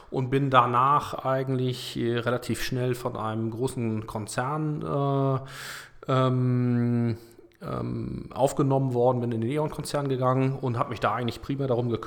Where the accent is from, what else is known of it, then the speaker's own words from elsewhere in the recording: Kiel, Schleswig-Holstein, Germany; born there; ähm, 40 Jahre alt, ähm, geboren in Kiel